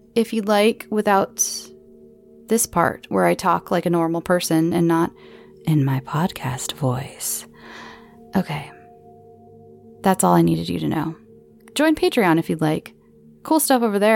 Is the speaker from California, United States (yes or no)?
yes; Southern California, United States; accent: Southern California; my Southern California accent